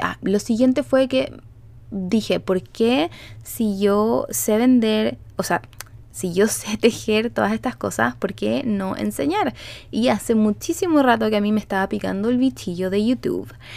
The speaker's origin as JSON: {"language": "Spanish", "country": "Chile", "moved": "yes", "lives_now": "Canada", "said": "yo vivo en Canadá, soy chilena, pero vivo en Canadá"}